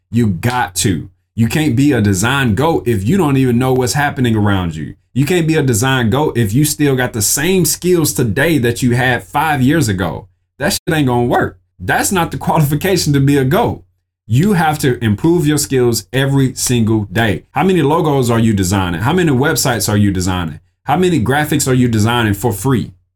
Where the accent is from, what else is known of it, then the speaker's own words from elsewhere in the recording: Mississippi, United States; I'm from Mississippi